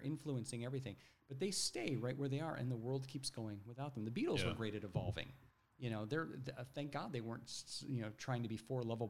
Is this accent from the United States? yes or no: yes; Ohio, United States; growing up in Ohio